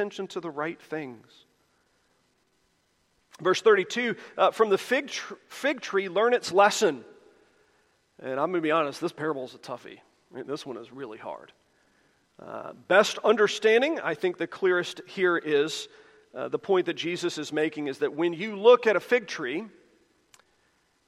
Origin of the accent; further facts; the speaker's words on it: Charlotte, North Carolina, United States; growing up in Charlotte